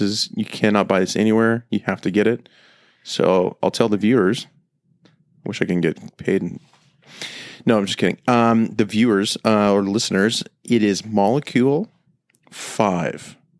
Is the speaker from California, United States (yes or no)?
yes; Temecula, California, United States; moved away; I grew up in Temecula